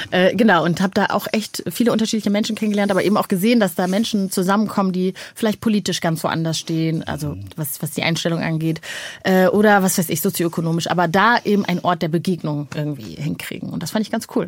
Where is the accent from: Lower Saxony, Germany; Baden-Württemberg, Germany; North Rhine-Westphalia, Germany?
North Rhine-Westphalia, Germany; also born or lived in Rwanda; ich bin äh, am Niederrhein groß geworden